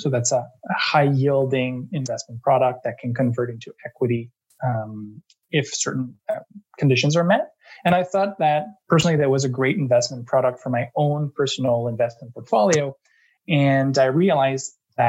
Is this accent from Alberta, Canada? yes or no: no; Eastern Townships, Quebec, Canada; moved away as an adult; also born or lived in London, United Kingdom / Montreal, Canada; now in Toronto, Canada; I'm from Quebec. I come from the Eastern Townships. Grew up and lived most of my life in Quebec